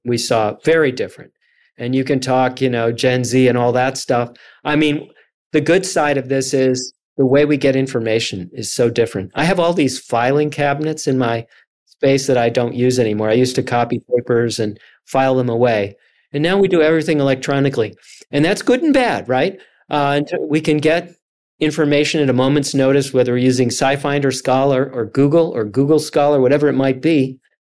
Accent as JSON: {"language": "English", "town": "Chicago", "region": "Illinois", "country": "United States", "tie": "born or raised there", "said": "I grew up in the Chicago area."}